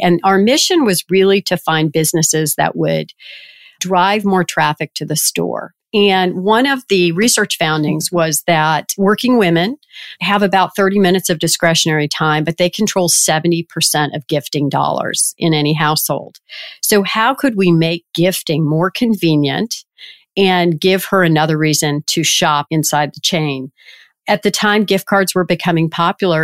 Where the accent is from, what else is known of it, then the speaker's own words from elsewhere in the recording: Richmond, Virginia, United States; moved away as an adult; I grew up in Richmond, Virginia